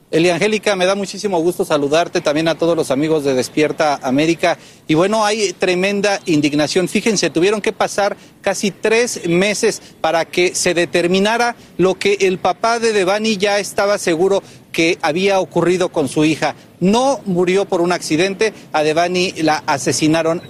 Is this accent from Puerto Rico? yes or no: yes; Puerto Rico; yo que soy de aquí de Puerto Rico